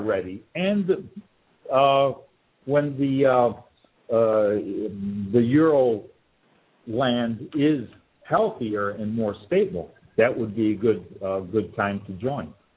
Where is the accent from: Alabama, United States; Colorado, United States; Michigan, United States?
Michigan, United States; Detroit; moved away; I'm originally from Detroit